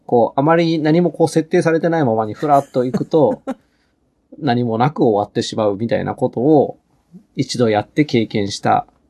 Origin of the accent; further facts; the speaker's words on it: Shizuoka, Japan; moved away as an adult; now in Hachioji, Japan; 静岡でまあ実家に戻る